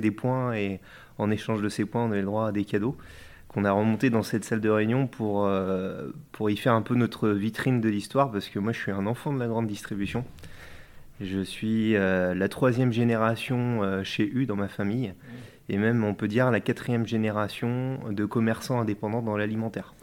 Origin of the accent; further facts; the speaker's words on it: France; also born or lived in Mauges, Maine-et-Loire / Nantes; je suis originaire euh, des Deux-Sèvres plutôt, et puis aussi euh, des Mauges.